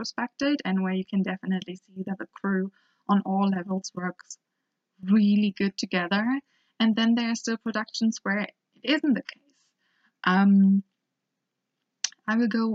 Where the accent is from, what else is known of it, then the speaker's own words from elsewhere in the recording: Hamburg, Germany; I was born and raised in Germany, up north in Hamburg, and it's a little village near there.